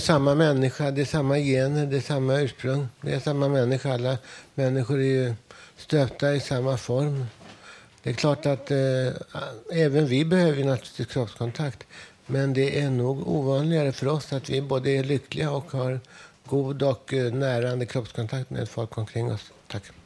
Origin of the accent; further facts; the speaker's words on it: Stockholm, Stockholm County, Sweden; hemma i Stockholm